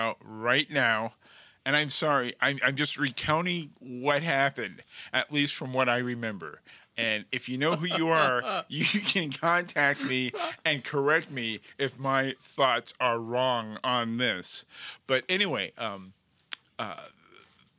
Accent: New Jersey, United States; moved away; I grew up in New Jersey, pretty much involved in the arts

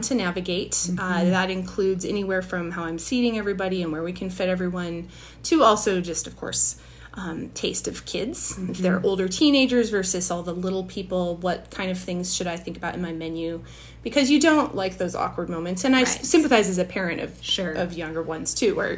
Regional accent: Moscow, Idaho, United States; moved away as an adult; also born or lived in England; I am from Moscow, Idaho. I'm one of the born and raised in the Briar Patch sort of people.

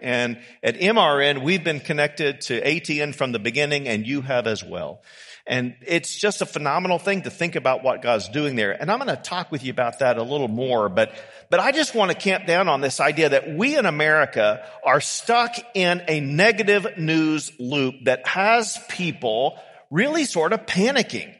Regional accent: United States; we can be forgiven as American Christians

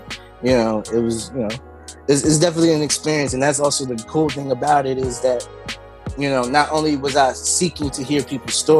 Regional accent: New Jersey, United States; also born or lived in Belleville, New Jersey; I'm a Jersey kid

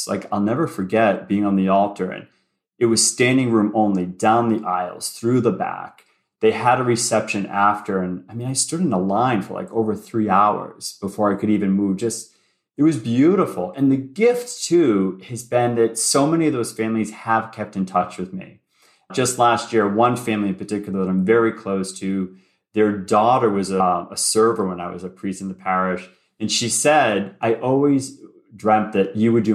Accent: Boston, Massachusetts, United States; also born or lived in Ohio; I grew up in Boston. So I'm a native Bostonian

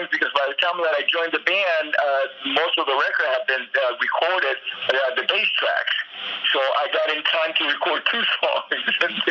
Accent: Miami, Florida, United States; moved away as an adult; also born or lived in Los Angeles; I grew up in Miami, and then I started touring in the Midwest before I I settled in Los Angeles in the late seventies.

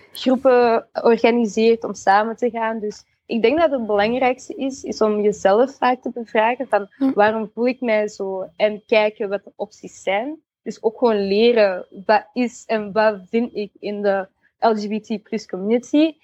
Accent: Antwerp, Flanders, Belgium; ik van Antwerpen ben

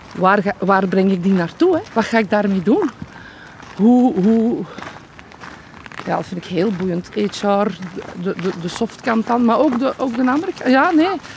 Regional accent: Noorderwijk, Flanders, Belgium; Ik ben hier geboren en getogen

